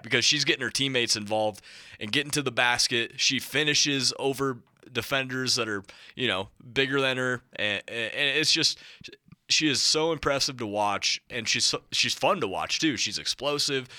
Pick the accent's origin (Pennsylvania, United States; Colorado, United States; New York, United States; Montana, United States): Montana, United States; moved away; I'm from Montana